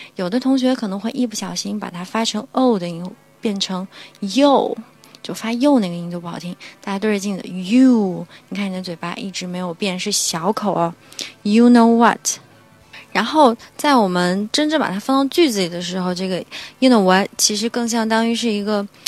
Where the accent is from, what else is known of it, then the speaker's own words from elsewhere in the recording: China; 按照我们中国人的语言习惯呢